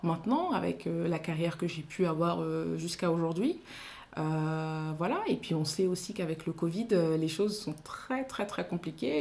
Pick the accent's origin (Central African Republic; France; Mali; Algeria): Mali; first language Soninke; French is a second language; Je suis malienne, donc je parle le dialecte du Soninké